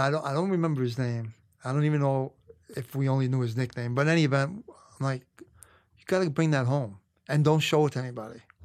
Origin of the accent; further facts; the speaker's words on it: New York City, New York, United States; I grew up in Brooklyn, Canarsie, which was, had a lot of Italian mob guys.